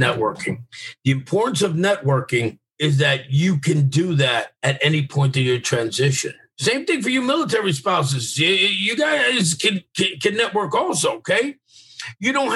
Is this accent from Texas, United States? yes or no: no; New York, United States; I'm from New York